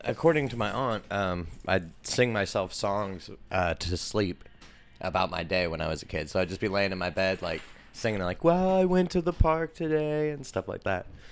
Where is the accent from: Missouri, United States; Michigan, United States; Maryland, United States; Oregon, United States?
Oregon, United States; Portland; I was born in the East Side in a hospital that's no longer here